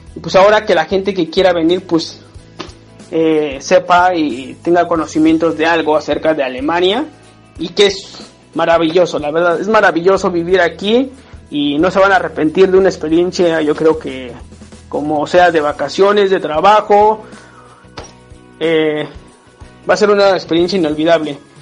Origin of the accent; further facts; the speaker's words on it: State of Mexico, Mexico; moved away as an adult; now in Hannover, Germany; soy originario del Estado de México